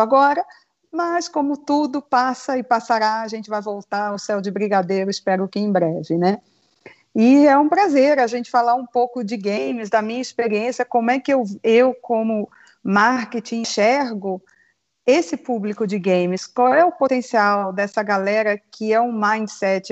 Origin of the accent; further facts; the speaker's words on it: Rio de Janeiro, Brazil; moved away; Eu sou carioca, exilada pelo mundo já